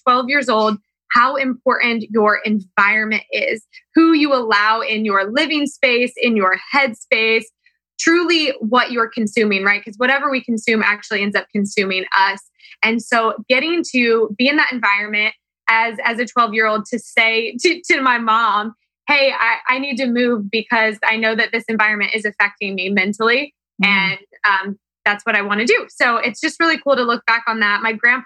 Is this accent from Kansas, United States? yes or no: yes; Kansas, United States; growing up in Kansas was the best thing that could have ever happened to me